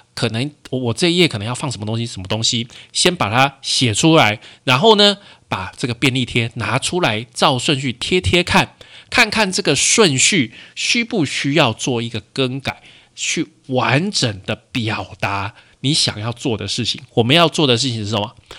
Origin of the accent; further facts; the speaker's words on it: Taiwan; 我们台湾的习惯看直条图啦